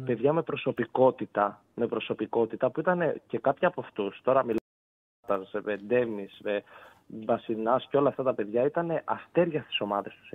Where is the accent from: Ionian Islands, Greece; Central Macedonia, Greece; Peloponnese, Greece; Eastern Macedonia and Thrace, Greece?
Ionian Islands, Greece; Corfu; είμαι από Κέρκυρα